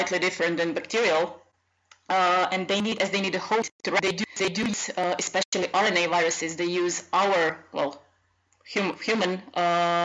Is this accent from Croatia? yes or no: yes; Croatia; moved away as an adult; now in Czech Republic; I'm Croatian, but I've been living in Czech Republic for about 10 years now, so I'm kind of naturalized in here. Unfortunately, but I'm Croatian